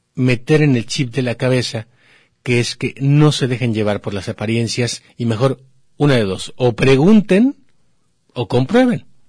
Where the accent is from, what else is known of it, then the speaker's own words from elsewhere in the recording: Mexico; somos los mexicanos